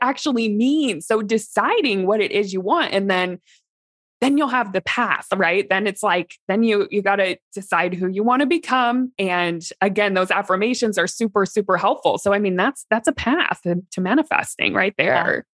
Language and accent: English; Midwest, United States; where I grew up in the Midwest, small town